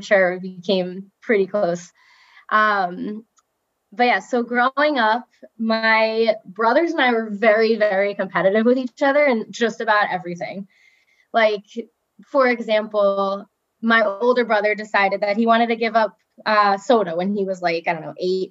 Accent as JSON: {"language": "English", "town": "Robbinsville", "region": "New Jersey", "country": "United States", "tie": "born or raised there", "said": "I grew up in Robbinsville, New Jersey"}